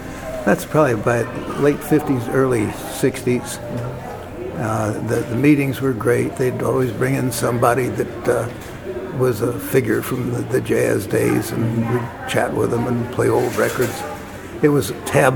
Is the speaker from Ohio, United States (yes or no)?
yes; Dayton, Ohio, United States; I'm from Dayton, Ohio, lived there all my life